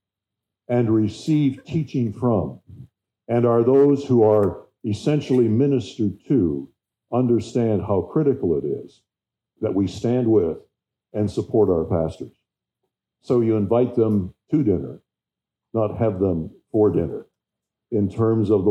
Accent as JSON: {"language": "English", "town": "Timmins", "region": "Ontario", "country": "Canada", "tie": "born or raised there", "said": "my hometown of Timmins, 500 miles plus north of Toronto"}